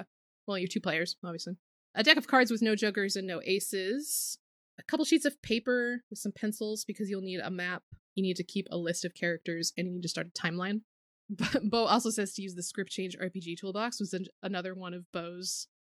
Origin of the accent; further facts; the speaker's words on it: Pacific Northwest, United States; And I grew up in the Pacific Northwest, which was like, the deer were not fucking afraid of you.